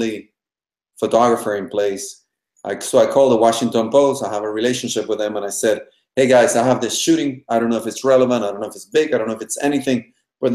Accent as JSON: {"language": "English", "country": "Panama", "tie": "born or raised there", "moved": "as an adult", "lives_now": "United States", "said": "I am originally from Panama. I was raised by my Cuban family in Panama."}